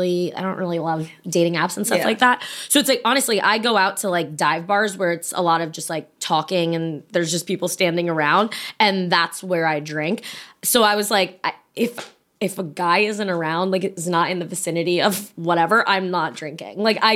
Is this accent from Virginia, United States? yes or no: yes; Virginia, United States